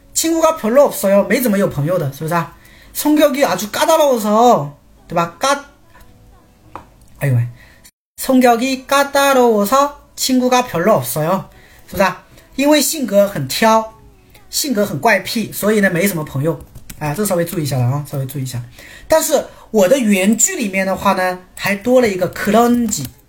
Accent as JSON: {"language": "Chinese", "country": "China", "said": "我们中 国人"}